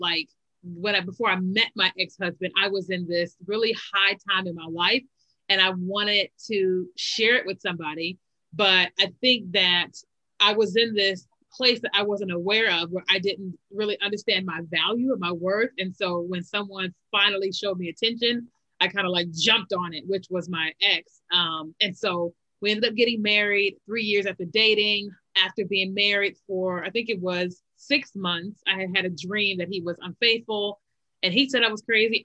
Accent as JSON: {"language": "English", "region": "Kentucky", "country": "United States", "tie": "born or raised there", "also_born_or_lived": "Chicago, Illinois", "moved": "as an adult", "lives_now": "Virginia, United States", "said": "we lived in Kentucky, like most of our lives, even though I was born in Chicago."}